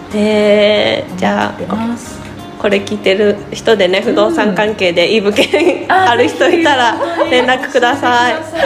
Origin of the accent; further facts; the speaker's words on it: Otsuka, Tokyo, Japan; 大塚生まれの大塚育ちです